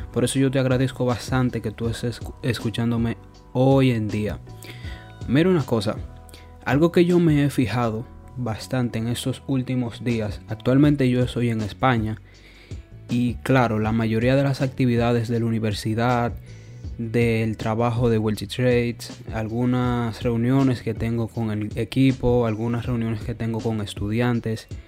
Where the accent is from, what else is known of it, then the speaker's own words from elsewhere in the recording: Santo Domingo, Distrito Nacional, Dominican Republic; moved away; Piensa de que yo vengo de Santo Domingo y claro, allí yo tenía mi rutina de 5 de la mañana hasta las 10 de la noche.